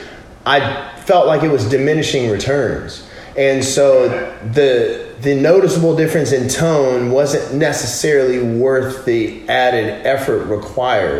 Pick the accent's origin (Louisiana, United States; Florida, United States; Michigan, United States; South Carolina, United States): Louisiana, United States; also born or lived in California; I'm from Louisiana. We got a place down there. My family's all in Louisiana